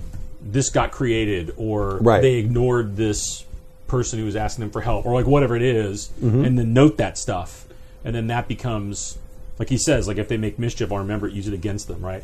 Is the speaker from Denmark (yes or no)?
yes; Denmark; from Denmark. What the hell?